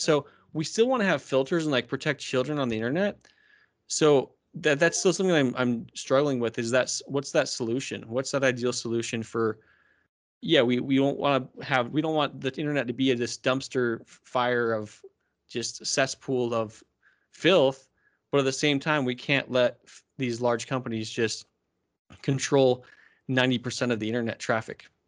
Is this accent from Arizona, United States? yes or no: yes; Arizona, United States; I'm from Arizona.